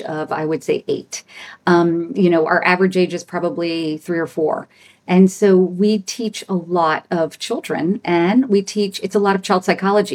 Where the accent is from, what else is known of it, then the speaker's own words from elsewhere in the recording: Louisiana, United States; I grew up in Louisiana. I was born in Louisiana.